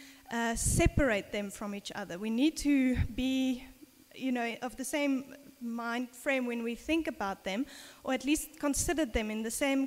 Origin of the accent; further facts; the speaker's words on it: South Africa; when I was a little girl, growing up in South Africa